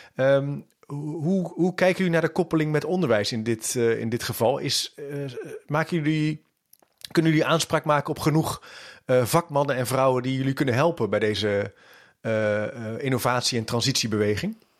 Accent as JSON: {"language": "Dutch", "country": "Netherlands", "said": "helemaal als Nederlander"}